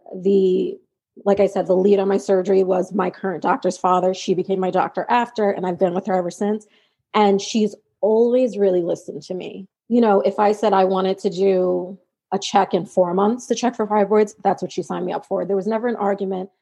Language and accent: English; New York, United States; I am from New York